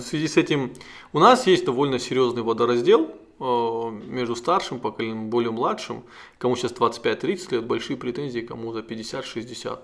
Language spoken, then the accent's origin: Russian; North Ossetia–Alania, Russia; главу нашей республики